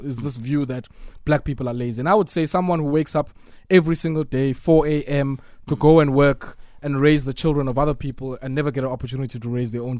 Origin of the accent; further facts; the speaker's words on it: South Africa; So I have a right, as a South African